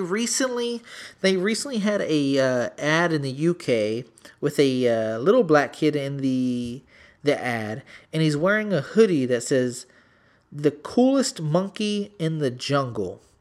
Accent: San Antonio, Texas, United States; I'm from the Sp, uh, from San Antonio.

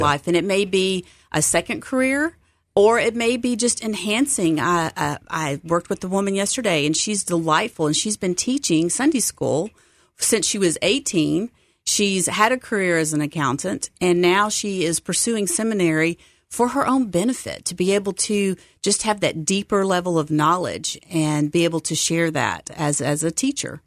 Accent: Texas, United States; also born or lived in San Diego, California; now in Memphis, United States; I grew up in Texas

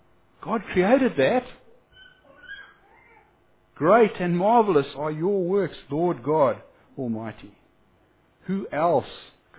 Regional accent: Whanganui, Manawatū-Whanganui, New Zealand; What's a bus lane anyway, officer? I'm from Wanganui, and there was a space with no cars in it, so I drove there.

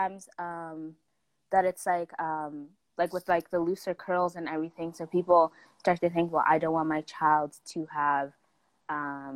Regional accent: Saskatchewan, Canada; accent: Canadian; also born or lived in South Africa; growing up in Saskatchewan was really weird

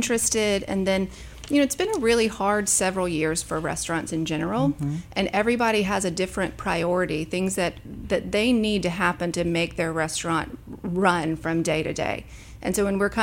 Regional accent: Alabama, United States; also born or lived in Charlotte, North Carolina; now in Memphis, United States; Originally from Alabama

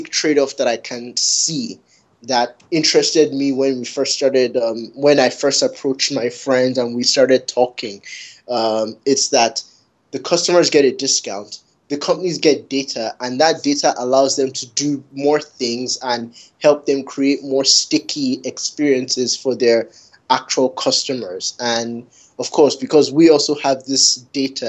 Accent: Canada; Growing up in Canada

